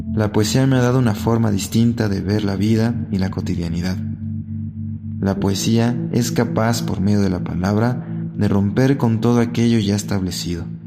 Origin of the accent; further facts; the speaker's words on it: Mexico City, Mexico; tengo 25 años y soy originario de la Ciudad de México